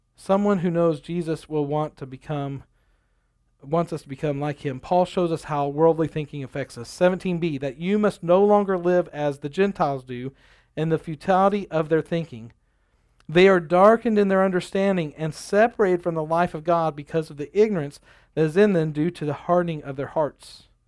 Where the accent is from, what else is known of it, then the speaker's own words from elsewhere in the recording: United States; I'm an American